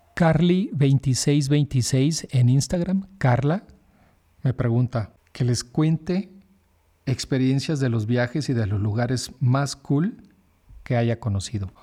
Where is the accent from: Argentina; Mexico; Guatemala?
Mexico; como buen mexicano desconfiado